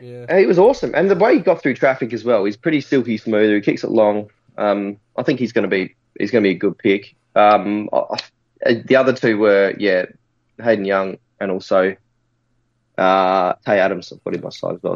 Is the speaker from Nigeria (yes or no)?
no; Adelaide, South Australia, Australia; I'm from Adelaide